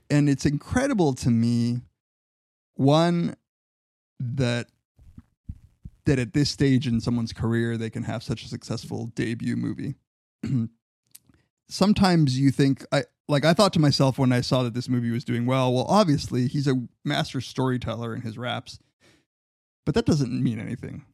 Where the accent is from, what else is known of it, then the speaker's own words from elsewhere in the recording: Riverside and San Bernardino, California, United States; my hometown. Riverside and San Bernardino.